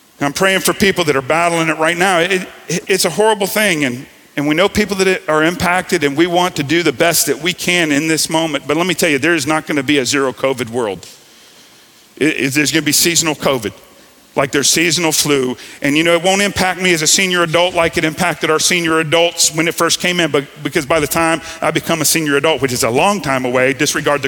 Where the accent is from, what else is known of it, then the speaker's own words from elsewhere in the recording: Gulf Coast, United States; I grew up in Hurricane Alley